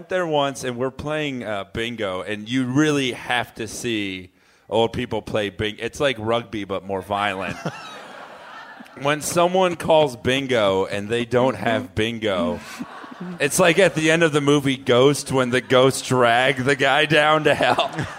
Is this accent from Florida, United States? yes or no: yes; South Florida, United States; now in New York, United States; I'm originally from South Florida.